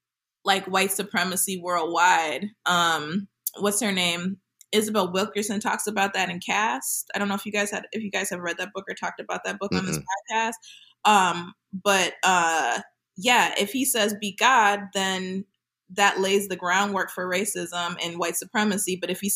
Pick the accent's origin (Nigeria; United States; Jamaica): Jamaica; Like, in Jamaica, we might have it more now, but when I was growing up